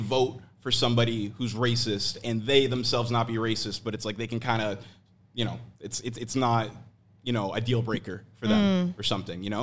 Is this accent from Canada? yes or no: yes; Oakville, Ontario, Canada; also born or lived in Toronto; I grew up in Oakville, which is a very white city